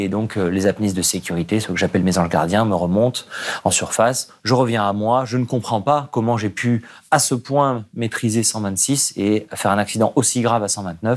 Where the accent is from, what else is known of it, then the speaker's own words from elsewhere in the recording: Nice, Provence-Alpes-Côte d'Azur, France; J'ai grandi à Nice